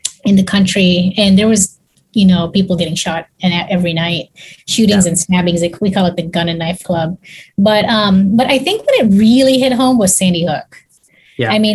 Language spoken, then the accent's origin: English; Kenya; also born or lived in Texas; now in Houston, United States; I grew up in Africa actually, and I go back to Africa often.